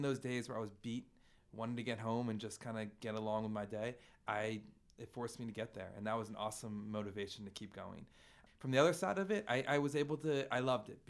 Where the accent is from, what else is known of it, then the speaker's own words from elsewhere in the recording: Philadelphia, Pennsylvania, United States; I'm from Philly my whole life